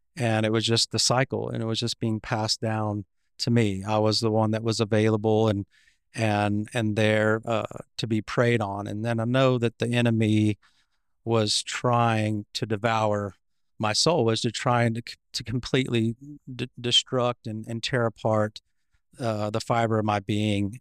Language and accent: English; Fort Worth, Texas, United States; I was born in Fort Worth, Texas, Cowtown